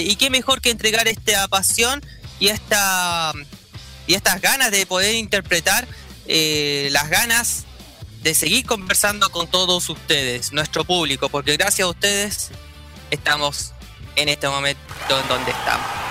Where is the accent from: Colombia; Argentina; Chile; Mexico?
Chile; como buen chileno